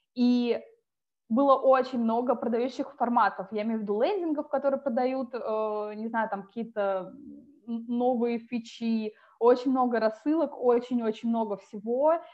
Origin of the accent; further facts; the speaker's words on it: Tomsk, Tomsk Oblast, Russia; moved away as an adult; also born or lived in Saint Petersburg / France; я из Томска, это Сибирь, я училась там